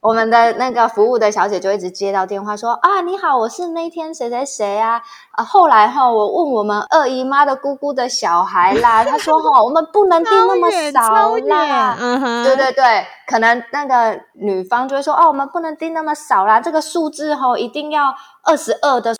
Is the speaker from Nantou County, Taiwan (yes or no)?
no; Tainan, Taiwan; 我台南人很多习俗，因为大家坊间就会觉得南部人很多习俗嘛。但是，but 我们家都没有